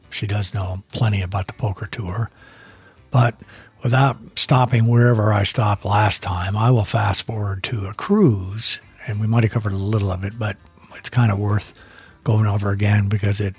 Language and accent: English; Phoenix, Arizona, United States; And where are you from? Well, Phoenix. Oh, I'm from Phoenix.